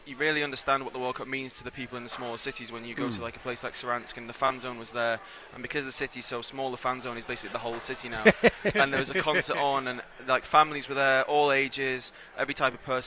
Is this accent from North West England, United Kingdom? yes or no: yes; Manchester, North West England, United Kingdom; I'm from Manchester